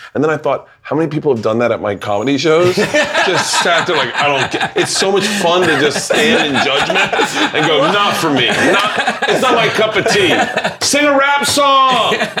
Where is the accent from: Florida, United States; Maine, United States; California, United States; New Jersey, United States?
Florida, United States; I'm from Florida.